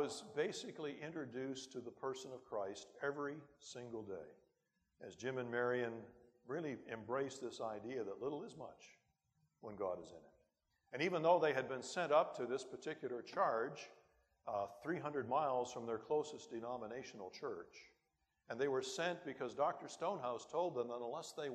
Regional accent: Timmins, Ontario, Canada; my hometown of Timmins that it wasn't the end of the world, but you could see it from there.

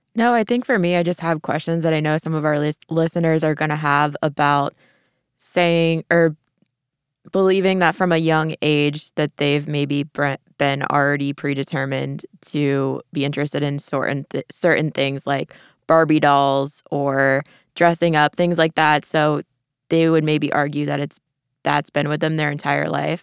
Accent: Tampa, Florida, United States; moved away; I'm from Florida

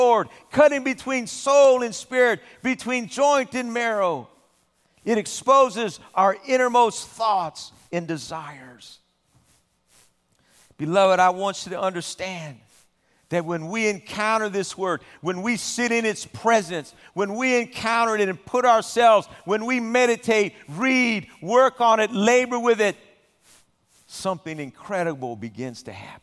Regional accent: Southern California, United States; I've spent most of my life living in Southern California

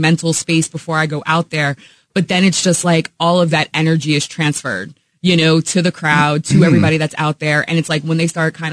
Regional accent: Poughkeepsie, New York, United States; moved away as an adult; also born or lived in Albany, New York / New Rochelle, New York; I grew up in Poughkeepsie, New York

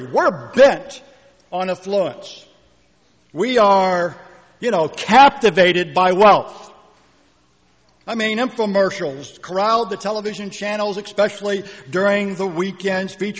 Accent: Northeast, United States; moved away as an adult; now in Auburn, United States; I grew up in the Northeast

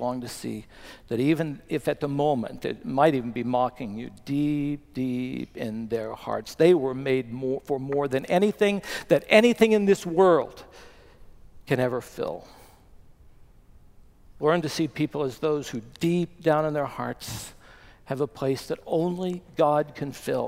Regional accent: Bluefield, West Virginia, United States; moved away; Chris and I went back to my hometown of Bluefield, West Virginia for my 50th high school reunion

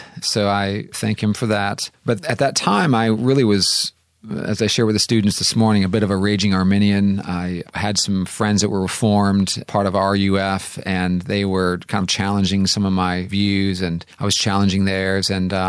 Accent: Santa Clara, California, United States; moved away as an adult; So I am a native Californian, grew up in Santa Clara, California. So it's good to be back in my home state here this week.

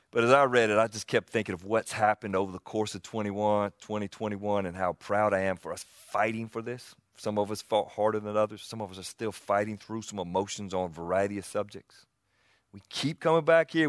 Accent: the South, United States; accent: Southern; You hear me talk anywhere. I get identified as a Southerner

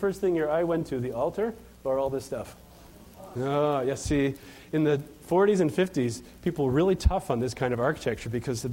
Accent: Chicago, Illinois, United States; I'm from Chicago

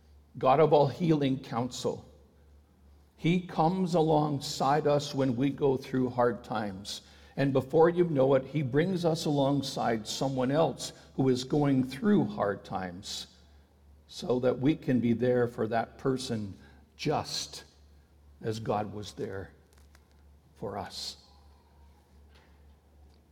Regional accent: Ontario, Canada; I had a public school friend who lived in the same city as I did, even though we grew up in Ontario

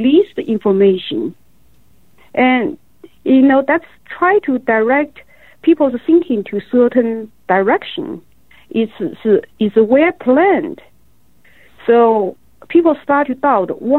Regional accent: Wuhan, Hubei, China; moved away as an adult; I grew up in Wuhan, but I left Wuhan 30 years ago.

